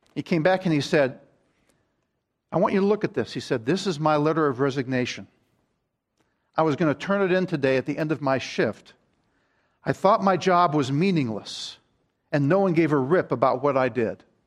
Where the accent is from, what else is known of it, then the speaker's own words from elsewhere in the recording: Maryland, United States; I grew up in Maryland